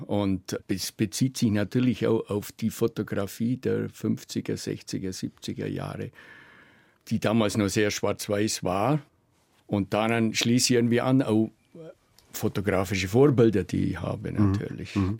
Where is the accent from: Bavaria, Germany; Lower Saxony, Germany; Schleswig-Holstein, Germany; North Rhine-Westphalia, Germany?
Bavaria, Germany; Allgäu; Also ich bin wirklich wie im Paradies aufgewachsen. Das, ich und mein Bruder, kleines Dorf